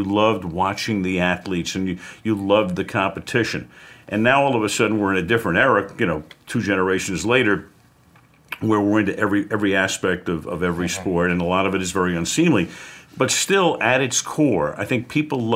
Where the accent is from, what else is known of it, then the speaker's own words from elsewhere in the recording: New York City, New York, United States; I was growing up in Brooklyn